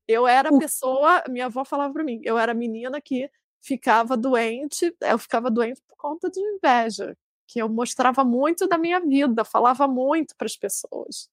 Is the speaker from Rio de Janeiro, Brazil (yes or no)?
yes; Rio de Janeiro, Brazil; moved away; pensando assim no Rio, que é a minha cidade